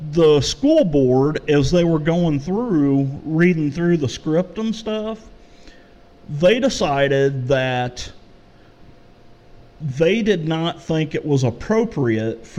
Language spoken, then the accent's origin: English; St. Louis, Missouri, United States; I am from St. Louis